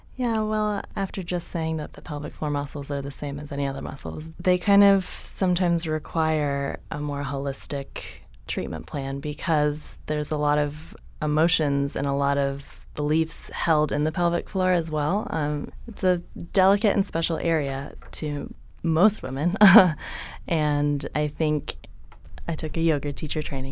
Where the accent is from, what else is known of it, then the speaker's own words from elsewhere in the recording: San Jose, California, United States; moved away as an adult; also born or lived in San Diego; I grew up in San Jose, Northern California